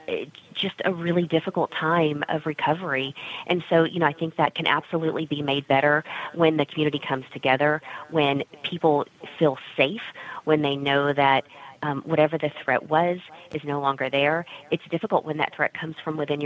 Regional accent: Texas, United States; also born or lived in San Antonio, Texas; I grew up in Texas

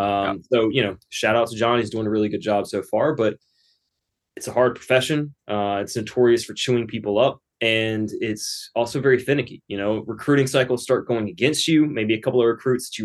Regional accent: North Carolina, United States; as a kid growing up in North Carolina

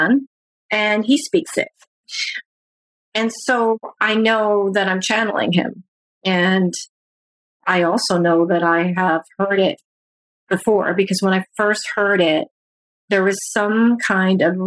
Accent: Canada; I'm from Canada

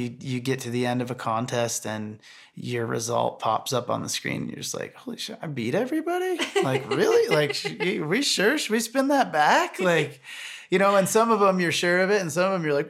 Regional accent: Michigan, United States; moved away; I grew up in Michigan on lakes and lake fishing

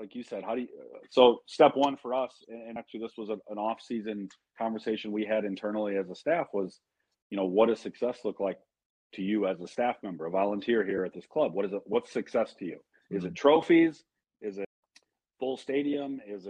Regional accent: DeKalb County, Illinois, United States; now in Savannah, United States; Well, no, I'm from DeKalb County, Illinois. I might live in Savannah, Georgia.

